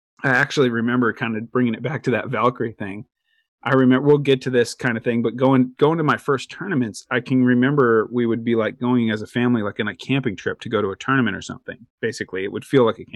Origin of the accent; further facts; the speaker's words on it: Corvallis, Oregon, United States; My hometown, Corvallis, there was nobody playing pro in the professional division when I was coming up